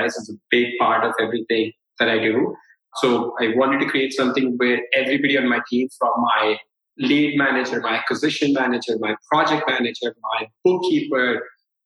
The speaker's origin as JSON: {"language": "English", "country": "India", "said": "I'm a brown guy. I'm from India."}